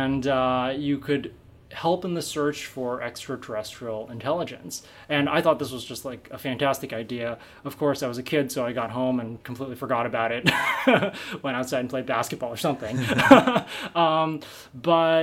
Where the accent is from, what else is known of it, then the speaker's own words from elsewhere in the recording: San Francisco Bay Area, California, United States; I grew up in the San Francisco Bay Area